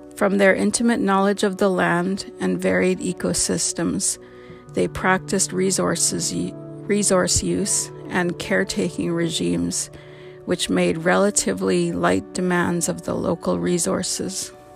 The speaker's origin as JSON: {"language": "English", "area": "Canoe Creek, Dog Creek", "region": "British Columbia", "country": "Canada", "moved": "yes", "lives_now": "Kamloops, Canada", "said": "I come from Canoe Creek, Dog Creek"}